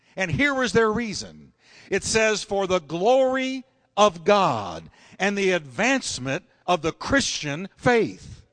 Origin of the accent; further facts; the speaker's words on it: United States; as a preacher and as an American citizen today